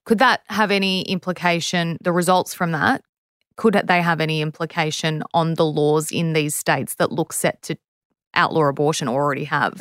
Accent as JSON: {"language": "English", "country": "Australia", "said": "as an Australian"}